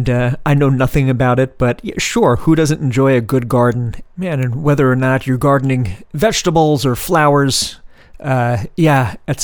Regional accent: New York City, New York, United States; I grew up in New York City

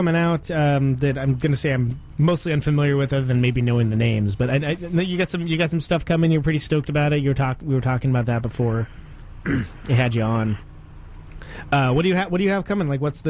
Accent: Modesto, California, United States; I'm from, you know, I grew up in Modesto.

